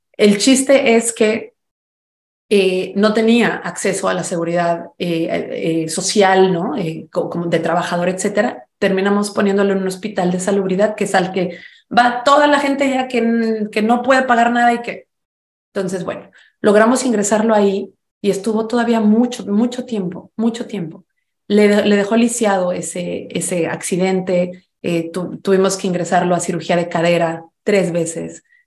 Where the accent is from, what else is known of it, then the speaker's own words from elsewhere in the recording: Mexico; now in United States; ya notaron mi acento, soy mexicana, vivo en los Estados Unidos hace mucho tiempo